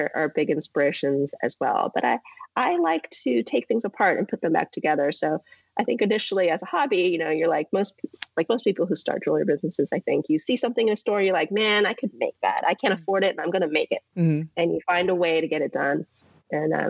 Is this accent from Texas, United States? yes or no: no; Santa Rosa, California, United States; also born or lived in Berkeley, California; now in Los Angeles, United States; I grew up in Santa Rosa, which is a bigger city now, but it was a small town in Northern California